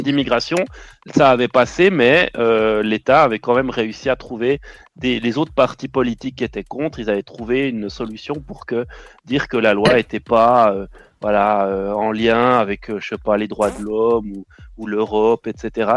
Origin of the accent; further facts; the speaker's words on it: Switzerland; je suis suisse, moi.